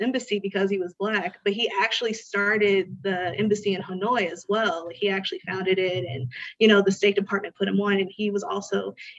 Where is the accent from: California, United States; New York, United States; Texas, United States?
California, United States; Little Saigon; I grew up in Little Saigon in California.